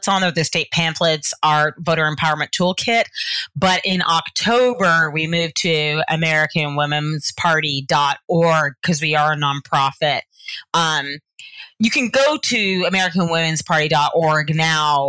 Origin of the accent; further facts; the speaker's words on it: Georgia, United States; accent: Southern; I'm from the South, Georgia